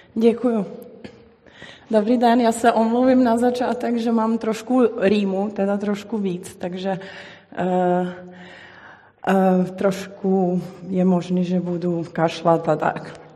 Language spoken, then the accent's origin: Czech; Belgrade, Serbia; moved away; já jsem vyrůstala v Bělehradě